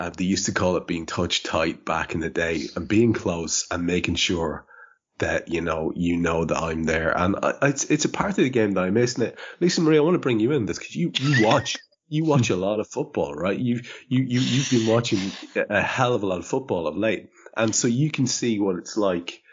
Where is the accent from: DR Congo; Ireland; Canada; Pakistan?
Ireland; I'm Irish